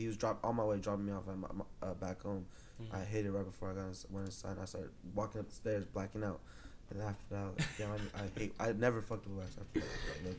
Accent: Rancho Cucamonga, California, United States; also born or lived in Ontario, California / Eastvale, California; Especially the IE where I'm from, because it's I'm an hour from Big Bear, I'm an hour from Huntington Beach, I'm an hour from Disneyland, 30 minutes from Knott's Berry Farm.

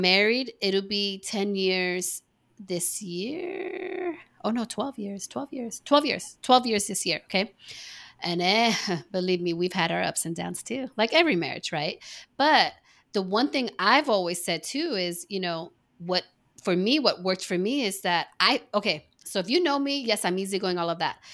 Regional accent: East Coast, United States; moved away; I was born on the East Coast

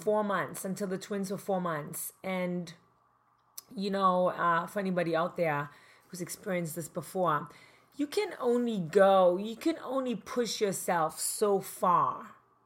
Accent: East Germany, Germany; English is a second language; moved away as an adult; now in Manhattan Beach, United States; I grew up in East Germany, communist East Germany

